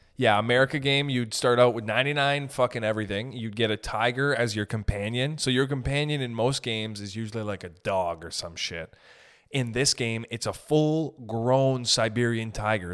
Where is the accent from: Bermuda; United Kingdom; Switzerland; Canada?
Canada; I'm from Canada